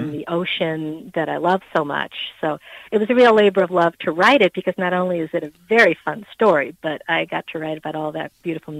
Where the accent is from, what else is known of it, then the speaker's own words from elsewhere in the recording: Gloucester, Massachusetts, United States; I was born in Gloucester, Massachusetts, which is, you know, the home of the old fishing area in the movie The Perfect Storm was set in Gloucester, Mass.